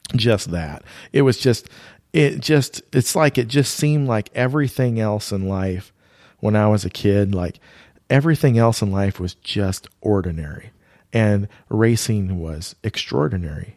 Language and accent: English; Iowa, United States; we grew up in Iowa